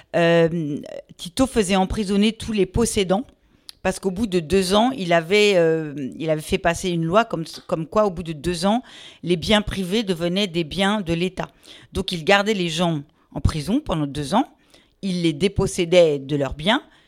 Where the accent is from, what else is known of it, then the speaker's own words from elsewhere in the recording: Meudon, Île-de-France, France; also born or lived in Paris; je suis une pure parisienne. Euh, mais en fait, et donc j'ai vécu à Meudon, hein, tout près de Paris.